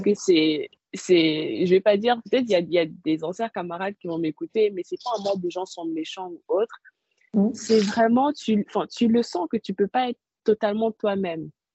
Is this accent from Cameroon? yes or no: yes; Cameroon; moved away as an adult; also born or lived in Douala; now in France; j'ai 22 ans, je suis camerounaise. J'ai grandi au Cameroun.